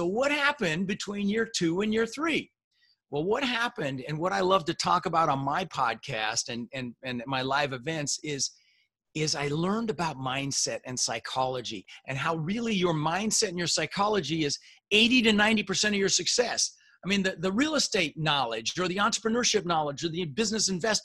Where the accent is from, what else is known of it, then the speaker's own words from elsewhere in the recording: Denver, Colorado, United States; also born or lived in Netherlands; we ended up in Denver, Colorado